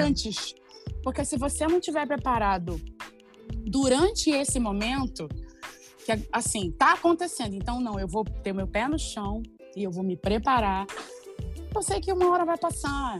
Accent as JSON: {"language": "Portuguese", "region": "Rio de Janeiro", "country": "Brazil", "tie": "born or raised there", "said": "eu vim do complexo do alemão, eu vim da favela"}